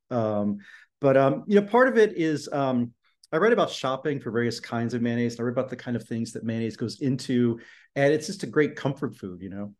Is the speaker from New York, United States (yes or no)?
no; Florida, United States; also born or lived in Fairmont, West Virginia / Charleston, West Virginia; I lived in Charleston only till I was eight. then we moved to Florida